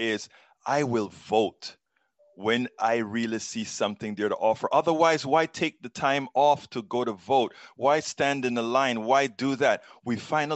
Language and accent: English; Panama; now in United States; I'm from Central America. I am from Panama.